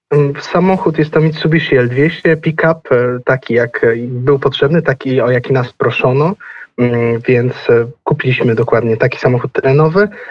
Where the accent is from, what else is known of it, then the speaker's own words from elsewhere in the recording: Lublin, Lublin Voivodeship, Poland; pod Lublinem, pod moim rodzinnym miastem